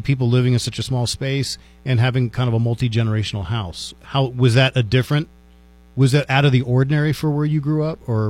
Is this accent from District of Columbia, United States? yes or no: yes; Washington, District of Columbia, United States; now in Las Cruces, United States; I grew up in Washington, D.C.